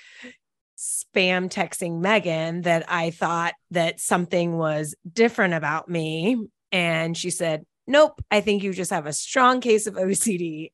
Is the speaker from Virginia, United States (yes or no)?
yes; Annandale, Virginia, United States; moved away as an adult; also born or lived in Charleston, South Carolina; now in Oklahoma City, United States; I grew up in Northern Virginia, specifically Annandale